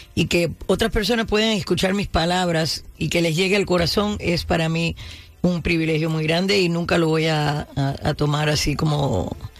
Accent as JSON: {"language": "Spanish", "country": "Cuba", "first_language": "Spanish", "moved": "yes", "lives_now": "United States", "said": "yo tengo el cerebro quizás americano y el corazón cubano, porque mi primer idioma fue español"}